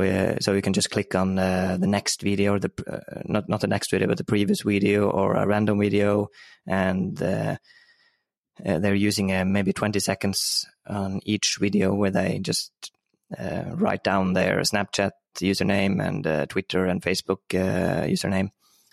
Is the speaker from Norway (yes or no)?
yes; Norway; I'm from Norway.